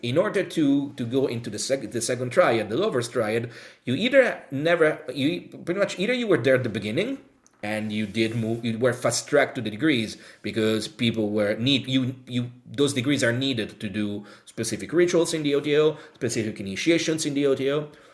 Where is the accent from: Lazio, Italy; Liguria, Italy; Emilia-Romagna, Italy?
Lazio, Italy; Rome; now in United Kingdom; I'm from Rome, Italy